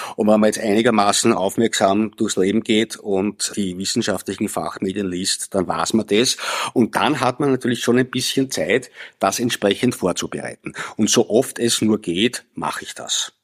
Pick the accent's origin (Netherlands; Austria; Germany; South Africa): Austria; Lower Austria; also born or lived in Vienna; Ich bin in Wien geboren, allerdings in Niederösterreich aufgewachsen, weil meine Eltern dort äh, sich ein Haus gebaut haben